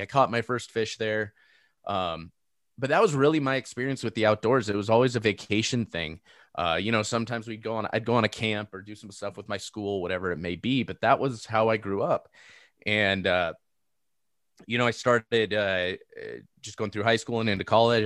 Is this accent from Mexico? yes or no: no; Seal Beach, California, United States; moved away; I grew up in Seal Beach.